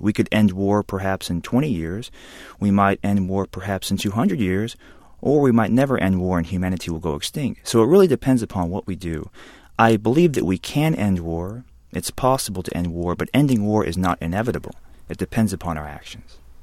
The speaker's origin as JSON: {"language": "English", "region": "Alabama", "country": "United States", "tie": "born or raised there", "said": "I'm half Korean, a quarter white, and a quarter black, and I grew up in Alabama"}